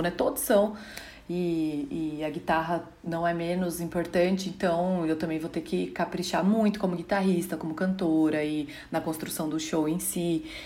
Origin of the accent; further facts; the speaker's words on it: Rio Claro, São Paulo, Brazil; sou cantora, vim de Rio Claro e sou sua fã.